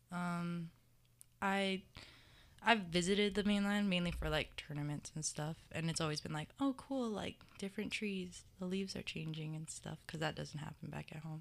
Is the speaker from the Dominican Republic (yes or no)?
no; Mililani, Hawaii, United States; moved away as an adult; I'm from Mililani, Oahu